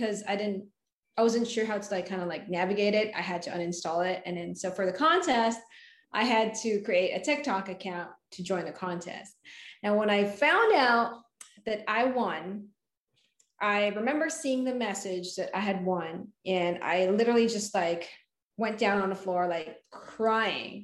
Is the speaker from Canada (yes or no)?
no; Philippines; English is a second language; moved away as an adult; now in United States; I moved to the United States from the Philippines